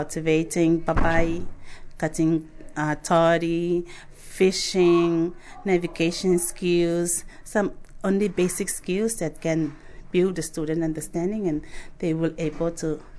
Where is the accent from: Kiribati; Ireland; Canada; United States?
Kiribati